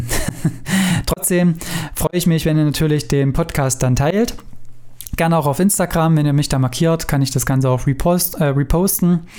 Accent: Weimar, Thuringia, Germany; ich komme ja aus Thüringen, aus Weimar

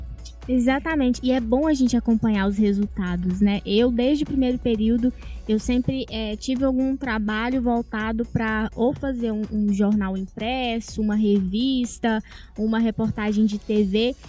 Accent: Tocantins, Brazil; moved away as an adult; now in Patos de Minas, Brazil; Eu vim lá do Tocantins

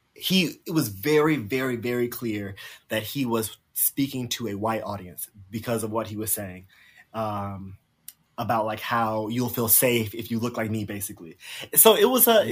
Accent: South Carolina, United States; moved away; I grew up in South Carolina. I grew up on a farm in South Carolina

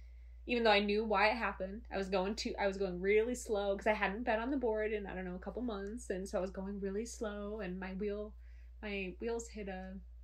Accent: Muskegon, Michigan, United States; moved away; I grew up on Lake Michigan.

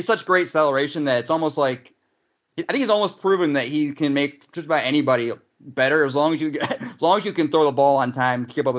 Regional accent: Cleveland, Ohio, United States; we're from Cleveland

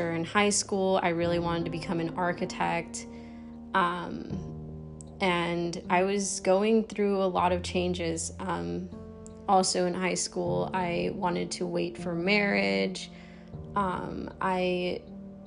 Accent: Maryland, United States; moved away as an adult; I grew up somewhere in Maryland. So yeah, I'm in a completely different state now

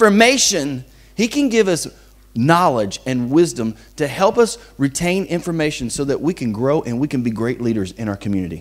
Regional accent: Bossier City, Louisiana, United States; moved away as an adult; I never thought that I would leave the town that I grew up in. I'm from Bossier City, Louisiana

